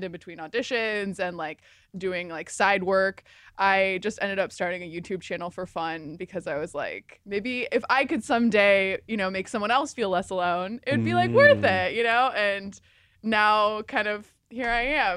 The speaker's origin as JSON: {"language": "English", "region": "Midwest", "country": "United States", "tie": "born or raised there", "also_born_or_lived": "Indianapolis, Indiana / St. Louis, Missouri", "moved": "as an adult", "lives_now": "Los Angeles, United States", "said": "I grew up in the Midwest. Okay. I'm a Midwestern girl, born and raised."}